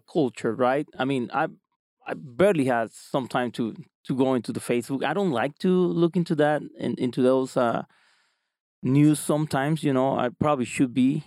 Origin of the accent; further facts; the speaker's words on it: small town close to Cancun, Quintana Roo, Mexico; moved away as an adult; now in Utah, United States; I'm from Mexico. Um, uh, I live I live there